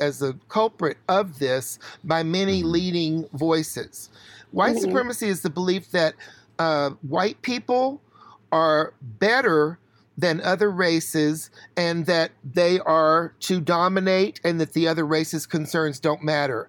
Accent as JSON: {"language": "English", "town": "Chattanooga", "region": "Tennessee", "country": "United States", "also_born_or_lived": "Atlanta", "moved": "yes", "lives_now": "New York, United States", "said": "I'm from Chattanooga and moved to New York from Atlanta"}